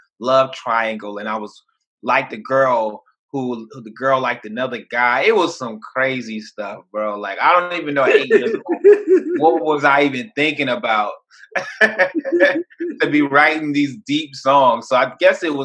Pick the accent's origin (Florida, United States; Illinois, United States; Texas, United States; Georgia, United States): Georgia, United States; Savannah; originally I'm from Savannah, Georgia